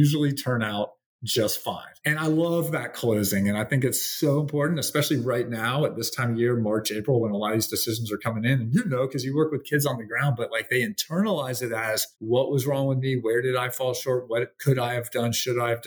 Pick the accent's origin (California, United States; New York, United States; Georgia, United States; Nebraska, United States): Georgia, United States; Atlanta; I have two good friends from high school growing up in Atlanta